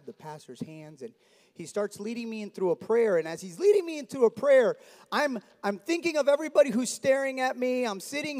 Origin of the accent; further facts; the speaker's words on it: Miami, Florida, United States; I grew up in South Florida. My dad's Cuban, mom's Dominican. They met in New York like every Cuban and Dominican does. And then they migrate down to Miami. And I grew up there